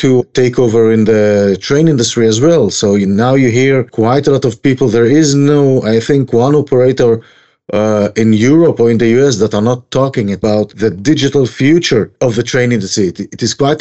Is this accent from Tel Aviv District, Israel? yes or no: yes; Tel Aviv, Tel Aviv District, Israel; moved away as an adult; now in Kedumim; Originally from Tel Aviv, and then I moved with my wife to Kedumim, Shomron area